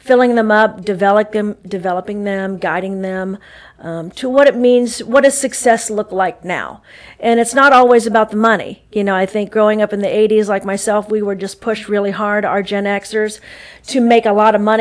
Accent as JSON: {"language": "English", "town": "Dallas", "region": "Texas", "country": "United States", "tie": "born or raised there", "also_born_or_lived": "St. Louis, Missouri / Bowling Green, Kentucky", "moved": "yes", "lives_now": "Anderson, United States", "said": "born in St. Louis, grew up in Dallas, Texas"}